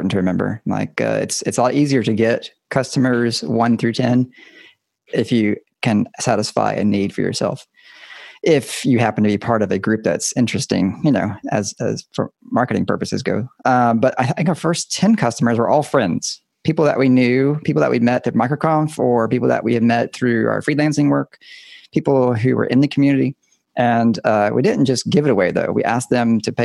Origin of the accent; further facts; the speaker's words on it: Deep South, United States; moved away as an adult; now in Pacific Northwest, United States; I grew up in the South, the Deep South